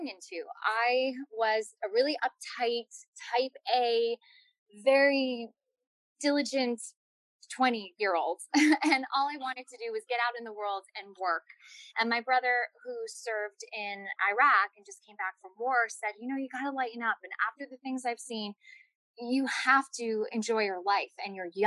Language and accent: English; New Jersey, United States; I grew up in New Jersey with wonderful, loving parents and an older brother